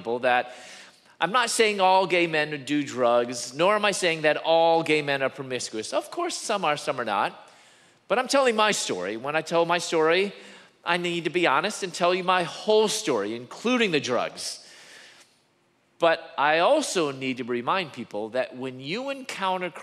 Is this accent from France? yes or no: no; Chicago, Illinois, United States; moved away as an adult; also born or lived in Louisville, Kentucky; I'm from Chicago